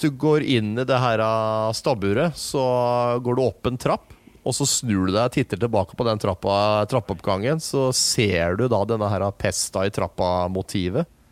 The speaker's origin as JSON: {"language": "Norwegian", "country": "Norway", "said": "Vi er nordmenn som snakker engelsk"}